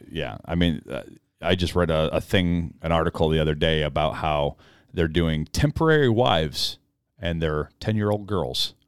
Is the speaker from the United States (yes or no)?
yes; United States; as an American